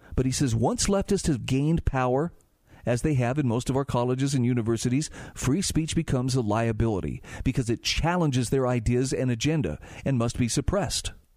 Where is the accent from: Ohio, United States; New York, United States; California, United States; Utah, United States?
Utah, United States; my home state of Utah